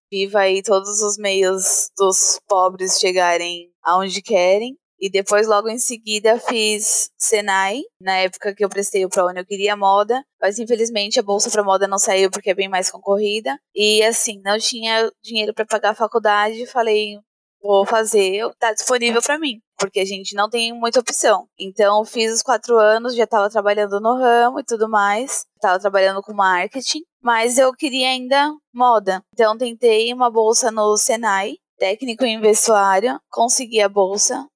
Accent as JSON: {"language": "Portuguese", "country": "Brazil", "said": "aqui mesmo, em São Mateus, na periferia, montei a minha loja colaborativa, né, na garagem da casa do meu pai, ali onde eu ainda morava na época"}